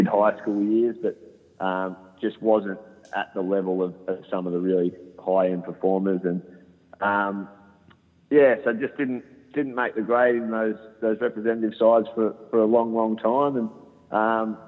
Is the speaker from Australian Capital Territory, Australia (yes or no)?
no; Shepparton, Victoria, Australia; when I was growing up in Shepparton and going to school and playing all the local sports